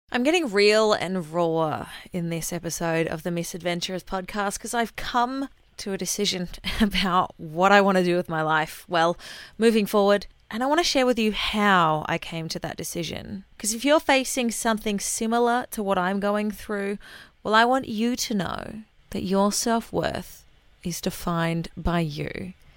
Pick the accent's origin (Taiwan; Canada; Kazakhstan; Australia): Australia; accent: Aussie; I'm Aussie